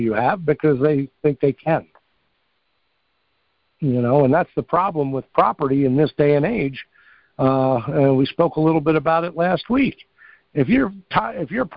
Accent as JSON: {"language": "English", "region": "New York", "country": "United States", "said": "I'm from New York"}